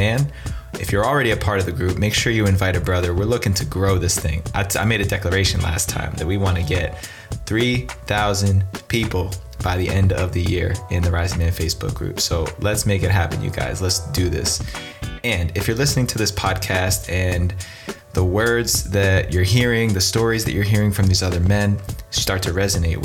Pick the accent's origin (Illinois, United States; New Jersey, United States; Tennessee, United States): New Jersey, United States; Northern; Northern New Jersey, where I'm from